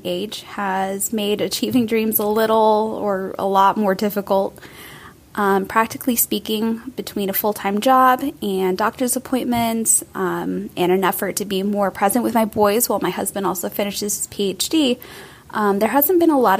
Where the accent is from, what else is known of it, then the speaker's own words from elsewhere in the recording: California, United States; I'm from Orange County, California, and I have two boys